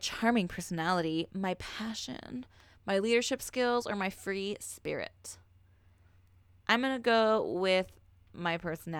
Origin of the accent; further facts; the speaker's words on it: Los Angeles, California, United States; I think I would choose Los Angeles because I'm from Los Angeles.